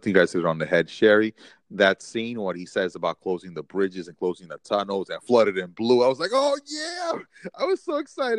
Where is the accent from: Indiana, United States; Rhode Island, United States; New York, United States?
New York, United States; New York City; being a New Yorker, I just really love seeing New York City at night.